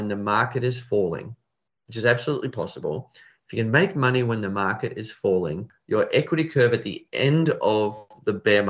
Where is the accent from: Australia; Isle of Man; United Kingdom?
Australia; I'm Australian.